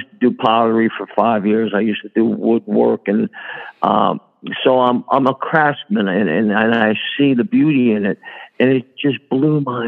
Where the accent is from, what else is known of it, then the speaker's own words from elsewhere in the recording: Fairfield, New Jersey, United States; also born or lived in Newark, New Jersey / Bloomfield, New Jersey; I was born in Newark. We moved to Bloomfield. Then we settled in Fairfield